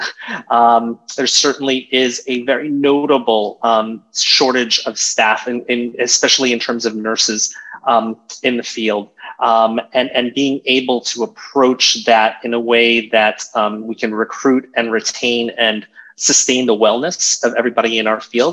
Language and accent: English; Virginia Beach, Virginia, United States; moved away as an adult; now in New York, United States; I grew up in Virginia Beach, um, Virginia